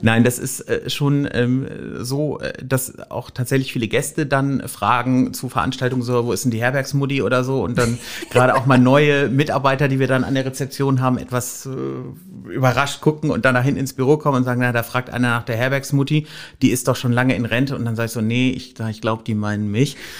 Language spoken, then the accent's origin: German; Rhineland near Düsseldorf, North Rhine-Westphalia, Germany; moved away as an adult; also born or lived in Wülfrath; now in Hamburg, Germany; Ich komme ursprünglich ähm, aus, aus dem Rheinland in der Nähe von Düsseldorf